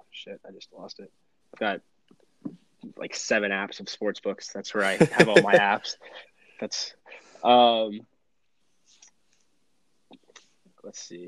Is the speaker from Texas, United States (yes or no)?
yes; Houston, Texas, United States; moved away; I'm from Houston originally